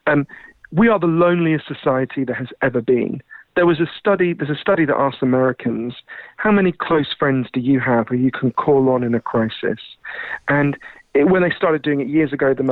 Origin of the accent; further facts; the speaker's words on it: United Kingdom; accent: Downton Abbey; as you can tell from my weird Downton Abbey accent, I'm British